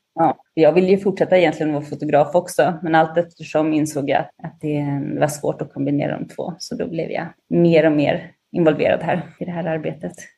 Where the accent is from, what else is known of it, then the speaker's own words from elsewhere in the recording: Linköping, Östergötland, Sweden; moved away as an adult; also born or lived in Sardinia, Italy; now in Rome, Italy; jag är uppvuxen i Linköping